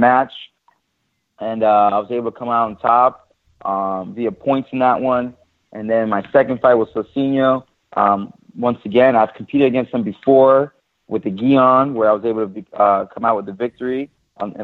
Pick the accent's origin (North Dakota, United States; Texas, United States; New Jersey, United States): New Jersey, United States; we're both from New Jersey, from the East Coast